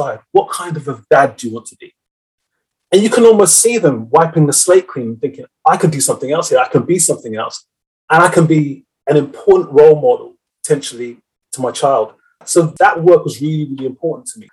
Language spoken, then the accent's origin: English; London, United Kingdom; I grew up in West London